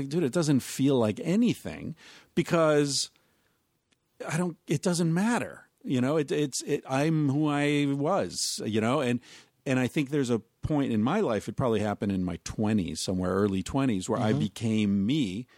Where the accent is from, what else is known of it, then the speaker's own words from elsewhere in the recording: Beaver Falls, British Columbia, Canada; But, yeah, anyway, I grew up in Beaver Falls